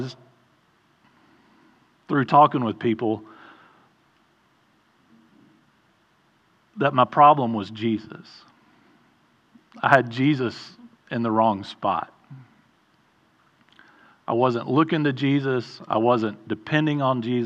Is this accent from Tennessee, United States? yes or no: yes; Mount Juliet, Tennessee, United States; I grew up mostly here in Mount Juliet. Went to Mount Juliet Elementary, Mount Juliet Junior High, Mount Juliet High School